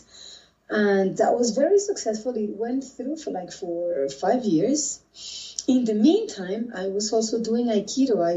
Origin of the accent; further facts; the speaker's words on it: Colombia; also born or lived in London, United Kingdom; now in Bogotá, Colombia; I am Colombian from South America